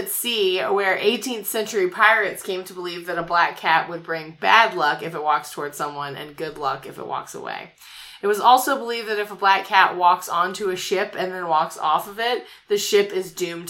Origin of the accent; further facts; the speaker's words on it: United States; I'm an American, so I'm used to hearing that they're bad luck